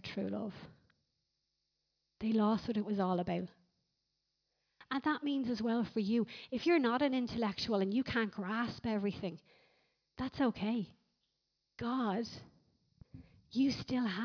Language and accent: English; Ireland; we're Irish